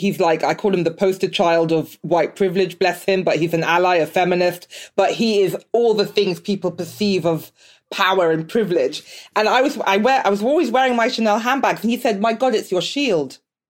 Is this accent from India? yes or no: no; Nigeria; I'm Nigerian, but I have some Benin in me as well, and Togo.